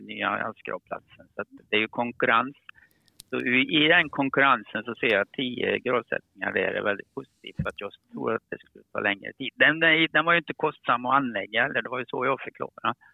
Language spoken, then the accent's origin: Swedish; Karlstad, Värmland, Sweden; accent: Värmland dialect; moved away as an adult; now in Skåne, Sweden; Jag pratar lite riktig värmländska. Och då förstår ni att jag är från Karlstad